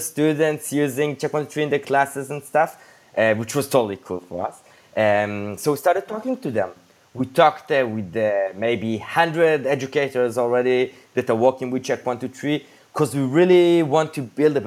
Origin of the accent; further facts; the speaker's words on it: Jerusalem, Jerusalem District, Israel; moved away as an adult; now in Tel Aviv, Israel; we were born and raised in Jerusalem, and in the last decade and a half, we live in Tel Aviv